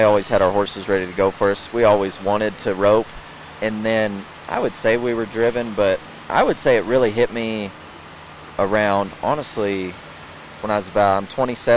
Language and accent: English; Yuma, Colorado, United States; now in Morgan Mill, United States; I was raised in Yuma my whole life.